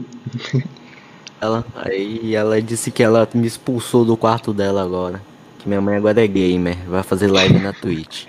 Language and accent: Portuguese; Salvador, Bahia, Brazil; Eu sou de Salvador, Bahia